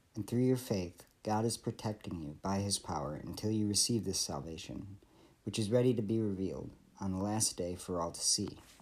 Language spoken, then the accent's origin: English; Michigan, United States; I grew up in Michigan